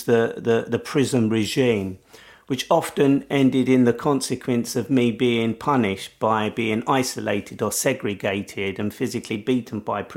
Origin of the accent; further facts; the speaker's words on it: London, United Kingdom; at the age of 20, as a Londoner